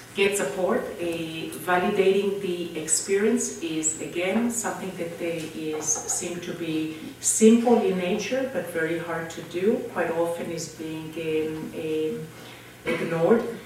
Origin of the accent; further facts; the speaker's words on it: Israel; moved away; growing up in Israel